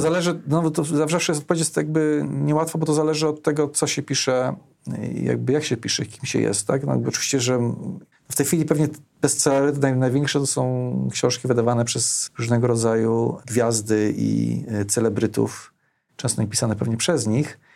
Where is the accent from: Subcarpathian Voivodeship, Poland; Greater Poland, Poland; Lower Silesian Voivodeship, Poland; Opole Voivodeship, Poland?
Opole Voivodeship, Poland; Opole; now in Warsaw, Poland; Ja pochodzę z Opola